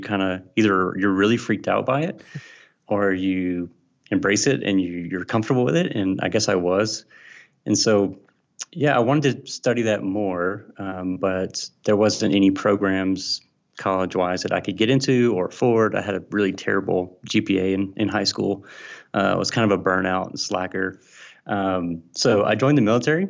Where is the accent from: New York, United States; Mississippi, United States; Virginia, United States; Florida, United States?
Mississippi, United States; I'm from Mississippi, and I'm a Southern boy, uh, grew up here